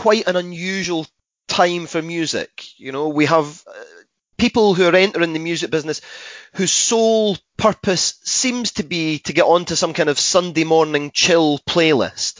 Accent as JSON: {"language": "English", "region": "Scotland", "country": "United Kingdom"}